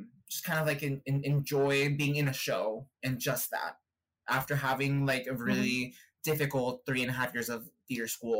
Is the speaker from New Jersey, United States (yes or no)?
no; Northern California, United States; moved away as an adult; also born or lived in Chihuahua, Mexico; now in New York City, United States; I grew up in California